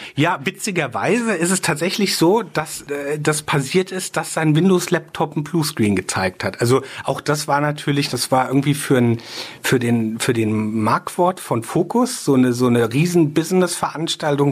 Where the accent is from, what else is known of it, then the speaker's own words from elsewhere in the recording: Rheinhessen, Rhineland-Palatinate, Germany; ich bin sehr ähm, rein Hessen verbunden. Da ist hier ist schon so auch meine Heimat